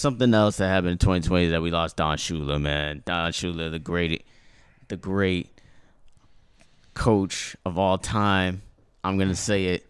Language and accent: English; United States; my culture originates from Haiti, you know? but I grew up here